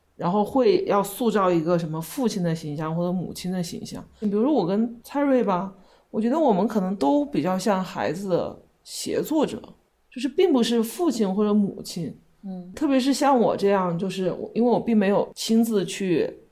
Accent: Wuhan, Hubei, China; also born or lived in Beijing; now in Kunming, China; 我就出生在武汉

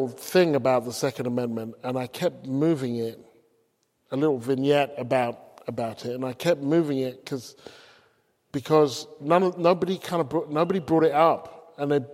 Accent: England, United Kingdom; moved away as an adult; also born or lived in United States; as an English person, regardless of my hue

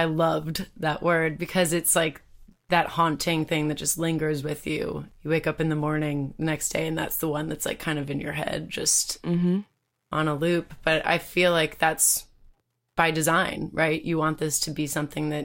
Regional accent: Maryland, United States; now in Nashville, United States; I grew up in Maryland

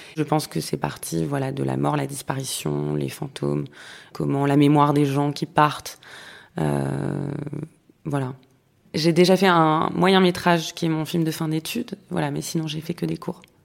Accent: Paris, Île-de-France, France; J'ai grandi à Paris.

